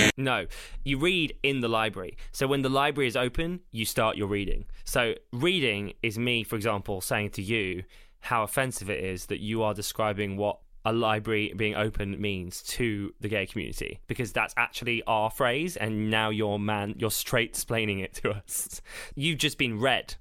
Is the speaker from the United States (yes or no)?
no; South of England, United Kingdom; I'm from the South